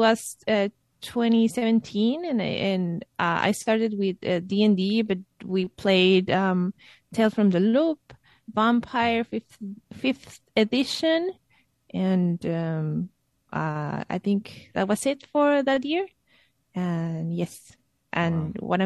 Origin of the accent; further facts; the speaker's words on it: Guadalajara, Jalisco, Mexico; now in Savannah, United States; I'm from Mexico. I I was born in Guadalajara, but moved around the uh, the country, and um, uh, I'm living now in Savannah